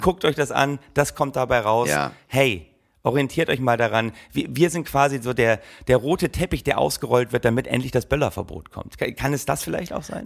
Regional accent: Berlin, Germany; Als Berliner

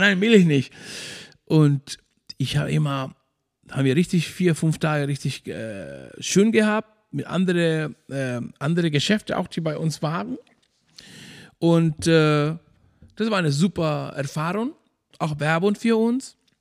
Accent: Maspalomas, Canary Islands, Spain; German is a second language; moved away as an adult; now in Schwarzenbek, Germany; ich komme aus Maspalomas, Playa Lingles. meine ganze Familie und meine Brudersgeschwister, Mutti und so alles, die sind noch immer noch da. Ich bin da aufgewachsen

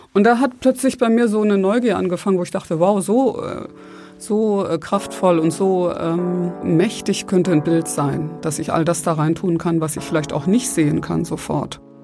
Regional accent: Ruhr area, North Rhine-Westphalia, Germany; also born or lived in Breisgau / Berlin; ich bin im Ruhrgebiet aufgewachsen, mehr oder weniger seitdem ich fünf war

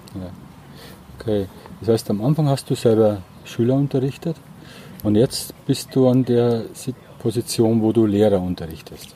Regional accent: Bavaria, Germany; ich komme ja aus Bayern

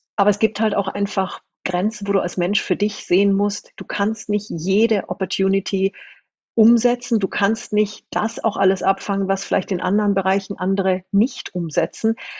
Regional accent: Munich, Bavaria, Germany; also born or lived in New Zealand / China; Ich komme aus München, aus wirklich aus dem Umfeld der Konzernzentrale

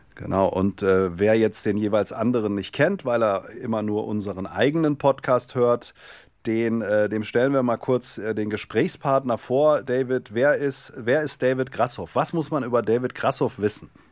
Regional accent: Darmstadt, Hesse, Germany; Ich komme aus dem Rhein-Main-Gebiet, Darmstadt, Darmstädter Ecke

